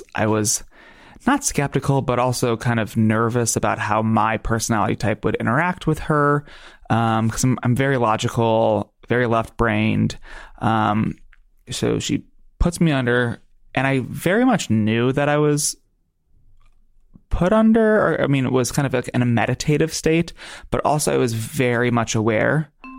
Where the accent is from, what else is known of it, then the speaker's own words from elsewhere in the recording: New Jersey, United States; I'm not a Dominican man. I just have dark skin. Oh, I'm from New Jersey. I'm from New Jersey, and I just happen to have tan skin, and I'm on vacation.